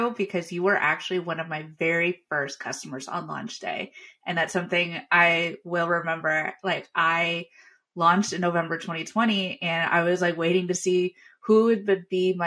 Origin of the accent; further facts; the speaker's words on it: Long Island, New York, United States; I'm from Long Island, New York